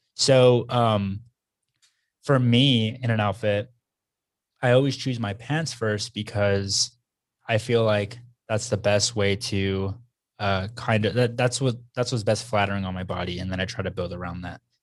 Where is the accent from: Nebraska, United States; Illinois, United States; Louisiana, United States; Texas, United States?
Texas, United States; growing up in Texas